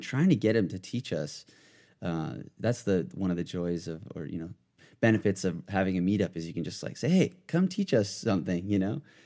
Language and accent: English; Southern California, United States; I'm pretty much born and raised in California, but, uh, s, I was, like, in Southern California since I was, like, four